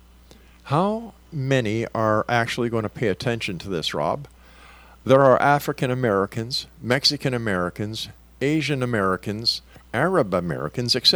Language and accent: English; Canada; I am proudly Canadian.